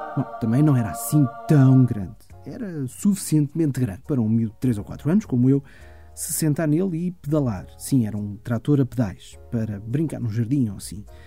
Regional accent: Germany; Eu nasci na Alemanha, ou melhor, nasci na República Federal da Alemanha em 1976

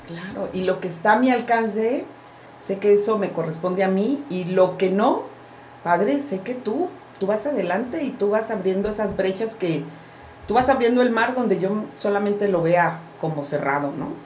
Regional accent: Veracruz, Mexico; crecí en Veracruz donde pues no se veía

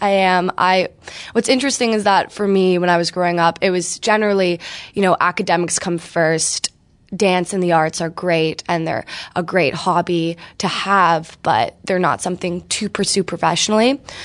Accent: Toronto, Ontario, Canada; moved away as an adult; now in Montreal, Canada; I'm from Toronto. I grew up dancing with C C D T.

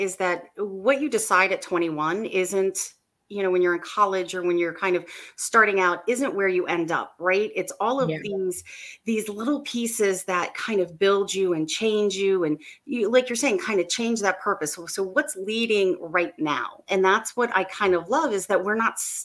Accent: Maryland, United States; I'm from Maryland. I'm right outside of DC, and I live here

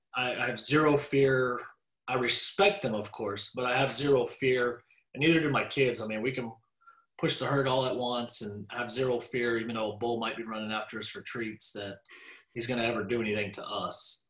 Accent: Dallas, Texas, United States; I was raised in Dallas

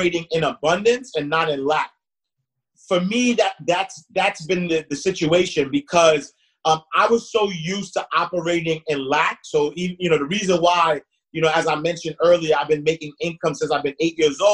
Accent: New York City, New York, United States; I'm from Harlem, home of the hustlers

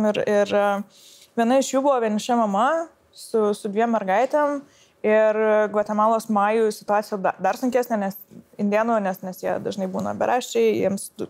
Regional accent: Lithuania; aš esu iš Lietuvos, o ne iš kokios nors vakarų šalies

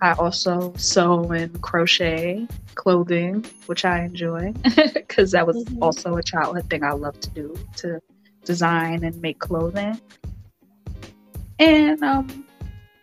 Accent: New York City, New York, United States; I'm from the Bronx

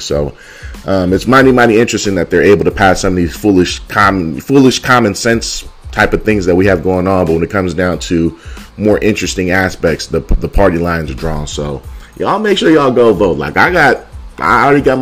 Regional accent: Oakland, California, United States; moved away; my hometown, Oakland, California

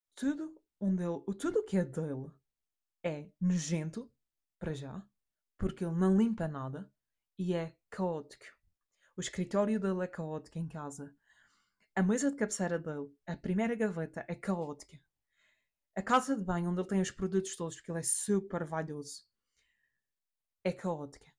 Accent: Madeira, Portugal; A porque somos portugueses, B porque somos da Madeira

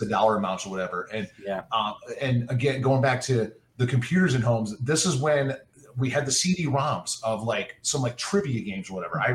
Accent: Michigan, United States; growing up in Michigan

